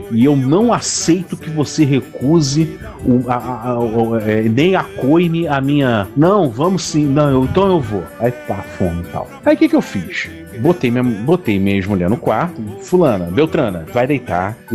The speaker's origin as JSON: {"language": "Portuguese", "region": "Northeast Region", "country": "Brazil", "said": "onde se bebe muita cachaça nordestina somos nordestinos."}